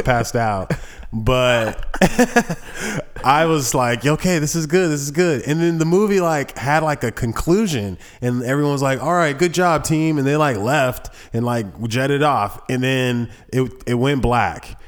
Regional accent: Thomasville, United States; I was born in Thomasville

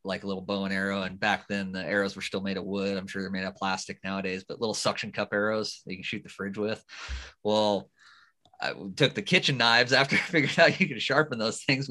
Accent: Wyoming, United States; also born or lived in Georgia; growing up out here

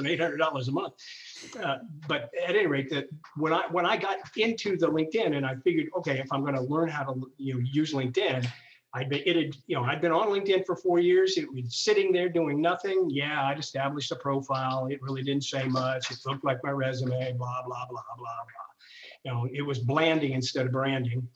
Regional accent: Ohio, United States; I'm born and raised in Ohio. Really kind of have always been here

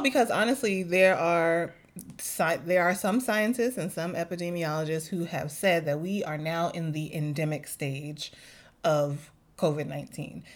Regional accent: New York City, New York, United States; moved away; as a New Yorker

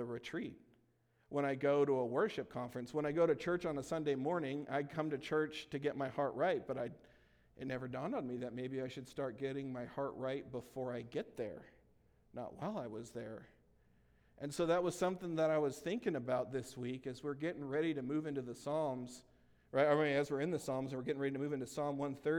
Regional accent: California, United States; moved away; I'm originally from California

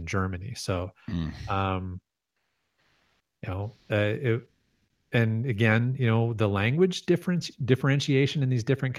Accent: Canada; I'm so Canadian

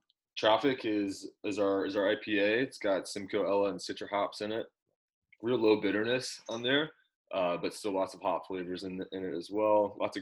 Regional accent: Louisville, Kentucky, United States; now in Nashville, United States; I'm actually from Louisville, Kentucky. Originally.

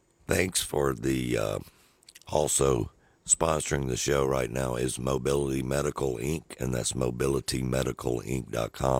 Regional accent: Mississippi, United States; us being from Mississippi

